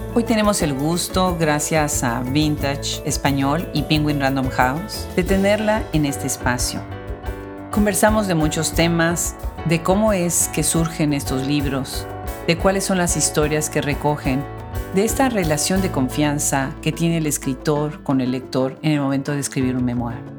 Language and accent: Spanish; Puebla, Mexico; Puebla, mi ciudad natal.